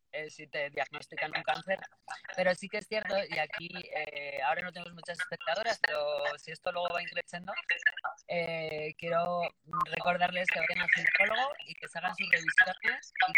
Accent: Bilbao, Basque Country, Spain; now in Madrid, Spain; soy de Bilbao y, por Madrid desde

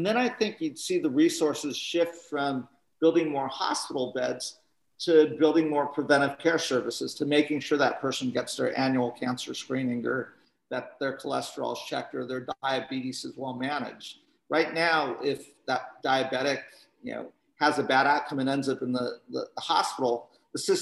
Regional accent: Northern California, United States; I'm from Northern California

